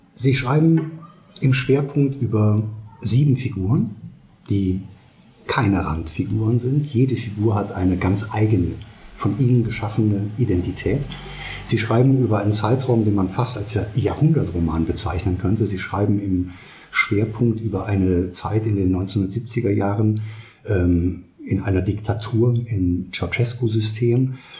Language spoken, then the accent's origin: German; Germany; moved away; Wenn ich in die Eifel, meiner Heimat, zurückfahre, dann weiß ich, dass ich meine Verwandten dort treffe